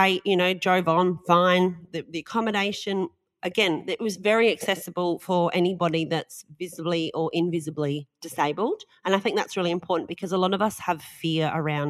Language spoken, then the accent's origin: English; Australia; We're so Australian.